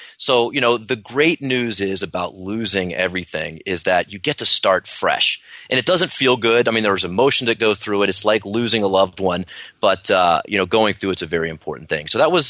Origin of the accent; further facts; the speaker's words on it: Washington, District of Columbia, United States; And, I grew up in the Washington, D.C. area. So everyone there pretty much is a government worker or a government contractor.